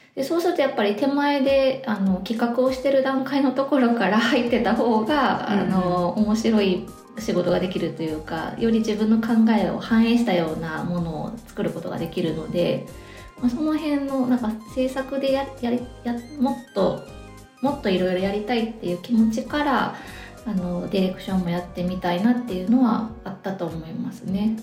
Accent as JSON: {"language": "Japanese", "region": "Osaka", "country": "Japan", "tie": "born or raised there", "accent": "Kansai dialect (Osaka-ben)", "moved": "as an adult", "lives_now": "Sapporo, Japan", "said": "出社は大阪です"}